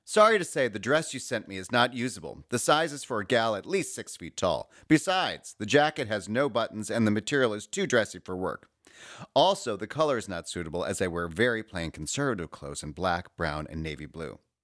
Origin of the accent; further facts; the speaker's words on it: Chicago, Illinois, United States; moved away as an adult; now in New York, United States; I'm from Chicago, but I've lived in New York for the past twenty years